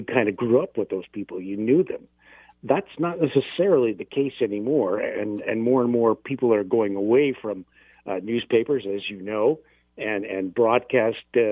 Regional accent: London, Ontario, Canada; now in Hamilton, Canada; my hometown of London

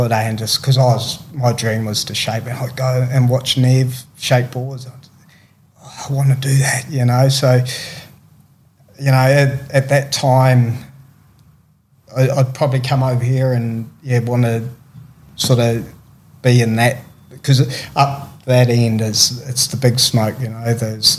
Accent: New Zealand; growing up in New Zealand, AB was the legend of surfing, you know, and really still is, you know.

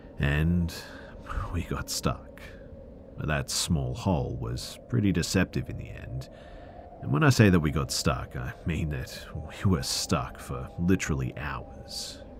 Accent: West Palm Beach, Florida, United States; I grew up in West Palm Beach.

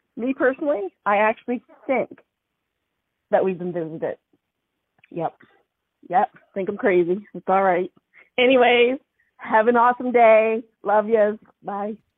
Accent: Nova Scotia, Canada; I'm from Nova Scotia

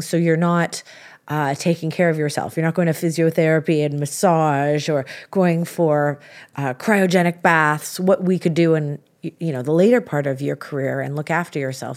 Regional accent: Canada; being Canadian

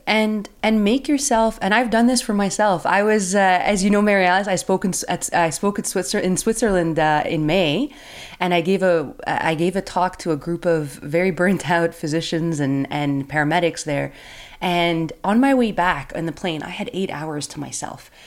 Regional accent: Canada; I'm from Canada

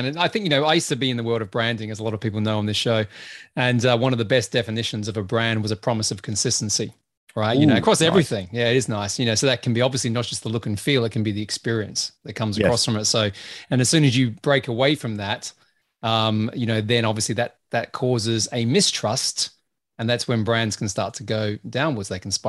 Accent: Australia; I'm Australian, remember, so that sort of stuff normally just bounces off.

